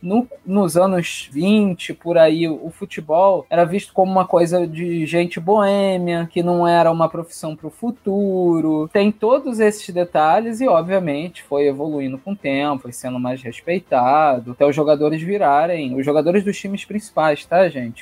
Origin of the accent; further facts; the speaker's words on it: Rio de Janeiro, Brazil; carioca, botafoguense